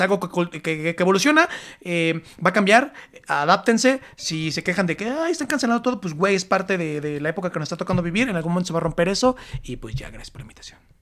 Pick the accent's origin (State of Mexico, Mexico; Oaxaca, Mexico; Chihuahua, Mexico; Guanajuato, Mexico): State of Mexico, Mexico; Yo soy del Estado de México